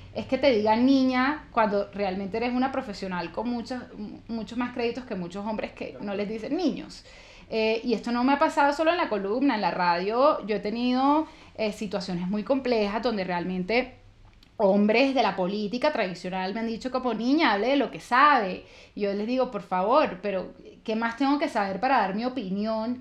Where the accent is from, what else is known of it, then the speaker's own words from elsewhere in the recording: Valledupar, Cesar, Colombia; accent: costeña; also born or lived in Santa Marta; No vengo de Aguachica Cesar, pero nací en Valledupar Cesar, que está relativamente cerca